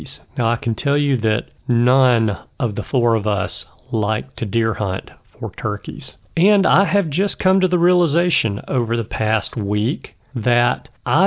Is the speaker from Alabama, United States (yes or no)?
yes; Alabama, United States; also born or lived in Birmingham, Alabama; my home state of Alabama